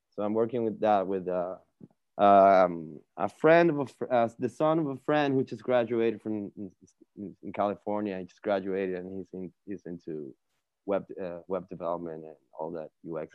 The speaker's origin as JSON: {"language": "English", "area": "Margarita Island", "region": "Nueva Esparta", "country": "Venezuela", "also_born_or_lived": "Caracas, Venezuela", "moved": "as an adult", "said": "I'm from Venezuela, Caracas, Venezuela uh, specifically an island called Margarita."}